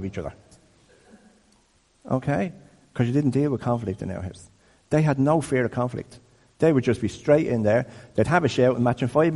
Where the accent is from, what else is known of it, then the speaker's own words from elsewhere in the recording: Dublin, Leinster, Ireland; I grew up in Crumlin